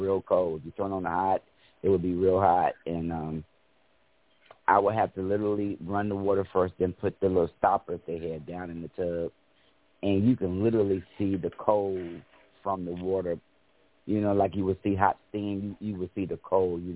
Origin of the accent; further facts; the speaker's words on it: Cincinnati, Ohio, United States; now in Fairfield, United States; I am originally from Cincinnati, Ohio, but now living in Fairfield, Ohio